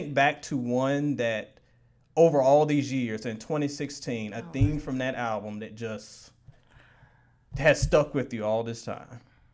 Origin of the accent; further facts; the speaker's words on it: Virginia, United States; I grew up in Virginia